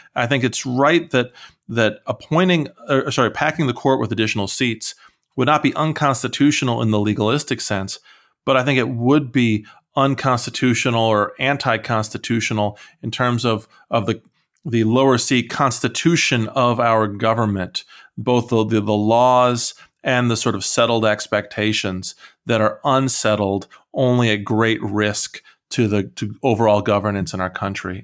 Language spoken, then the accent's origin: English; Iowa, United States; moved away; I'm originally from Iowa